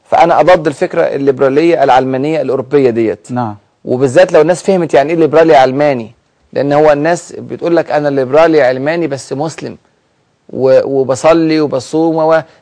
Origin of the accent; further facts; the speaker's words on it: Egypt; فهم كانوا فرحانين جدا جدا لاحداث الثوره اللي حصلت عندنا في مصر